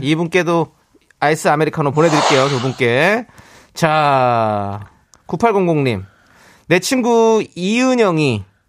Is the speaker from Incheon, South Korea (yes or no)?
yes; Incheon, South Korea; 저는 그냥 인천 출신입니다.